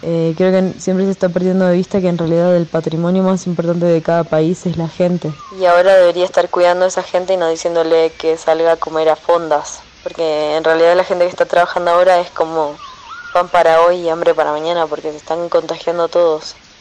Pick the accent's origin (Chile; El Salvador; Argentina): Argentina; now in Mexico; yo soy argentina